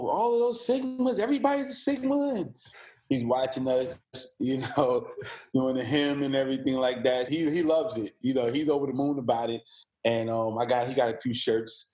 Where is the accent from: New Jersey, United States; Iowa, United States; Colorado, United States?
New Jersey, United States; also born or lived in Virginia; now in Columbia, United States; I'm originally from New Jersey